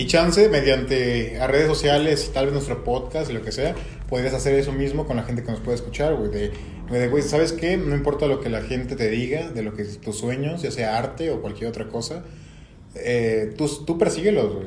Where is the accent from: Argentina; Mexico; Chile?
Mexico; also born or lived in Cadereyta, Querétaro; amo nuestro país